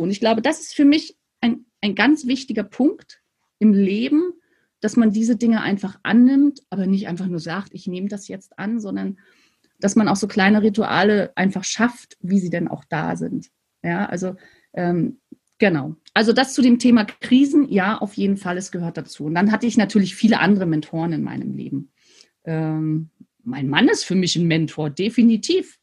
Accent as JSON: {"language": "German", "region": "Mecklenburg-Vorpommern", "country": "Germany", "tie": "born or raised there", "said": "bin sozusagen an der Ostsee groß geworden. Das heißt, ich habe wirklich meine Hausaufgaben früher am Strand gemacht. Und an der Ostsee heißt, äh, in der, zwischen Rostock und Stralsund"}